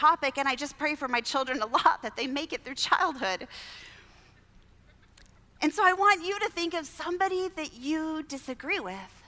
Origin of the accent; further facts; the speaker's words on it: Southern California, United States; I grew up in Southern California